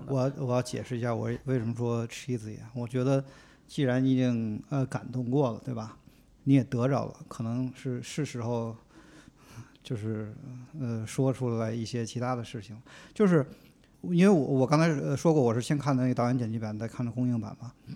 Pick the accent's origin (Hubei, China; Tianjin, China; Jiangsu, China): Tianjin, China; moved away as an adult; also born or lived in Beijing; now in United States; 二十多岁之前呢，在天津，然后后来来了北京，待了十年。然后呢，后来去了美国，美国的一个城市待了五六年，然后又换到另外一个城市，呃，待了一年多